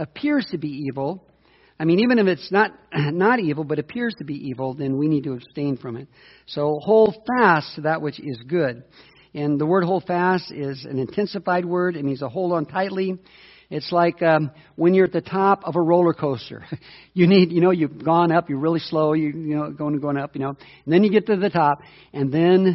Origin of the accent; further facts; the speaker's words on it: United States; as an American